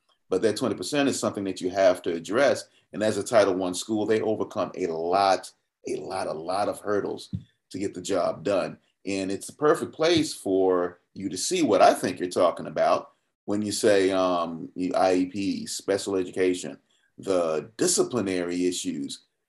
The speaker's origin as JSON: {"language": "English", "town": "Atlanta", "region": "Georgia", "country": "United States", "tie": "born or raised there", "also_born_or_lived": "Gwinnett County, Georgia", "said": "I grew up in Metro Atlanta on the South Side. My family is still there. My wife and I moved to this side because this just happens to be where we work."}